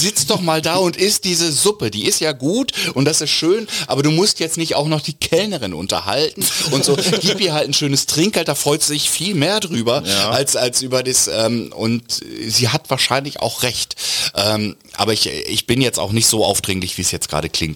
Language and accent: German; Lower Saxony, Germany; dieses sehr ruhige, gelassene, abwartende ist natürlich sehr niedersächsisch